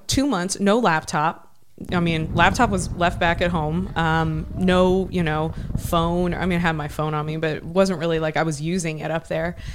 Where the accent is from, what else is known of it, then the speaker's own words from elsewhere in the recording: Ohio, United States; moved away; I grew up in Ohio.